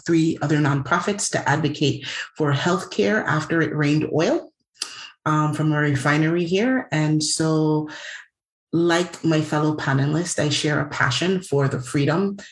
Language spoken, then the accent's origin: English; U.S. Virgin Islands; I'm born and raised in the Virgin Islands